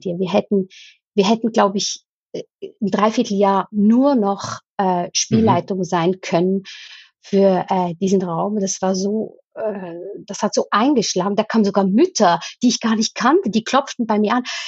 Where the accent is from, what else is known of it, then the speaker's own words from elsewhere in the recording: Switzerland; ich komme aus der Schweiz